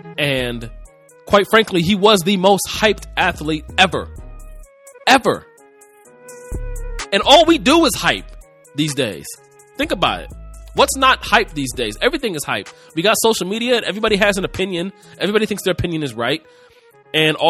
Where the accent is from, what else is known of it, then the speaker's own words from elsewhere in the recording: Cleveland, Ohio, United States; I'm from Cleveland